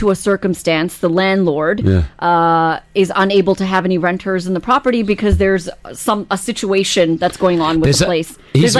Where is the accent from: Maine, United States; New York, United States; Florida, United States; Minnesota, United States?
New York, United States; I am from New York.